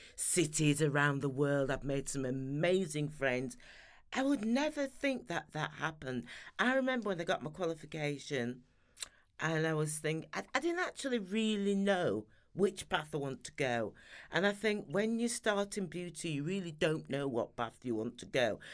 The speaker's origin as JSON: {"language": "English", "town": "Sheffield", "region": "Yorkshire and the Humber", "country": "United Kingdom", "tie": "born or raised there", "also_born_or_lived": "London", "moved": "as an adult", "said": "I'm Sheffield born and bred, so I'm a Yorkshire lass"}